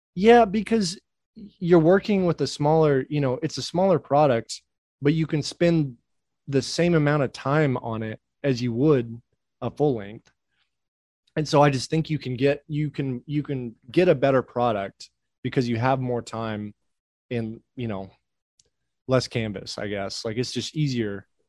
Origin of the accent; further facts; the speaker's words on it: Oklahoma, United States; also born or lived in Washington State; now in Nashville, United States; I grew, I grew up in Oklahoma